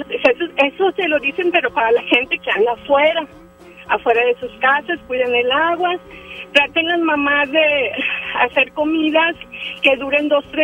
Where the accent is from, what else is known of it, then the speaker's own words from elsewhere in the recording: Monterrey, Nuevo León, Mexico; yo soy regia desde que nací.